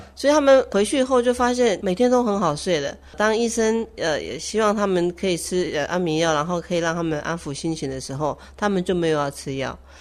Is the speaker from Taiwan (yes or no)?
yes; Taipei, Taiwan; moved away as an adult; now in Taitung, Taiwan; 我台北人嘛，在台北上班，那也在台北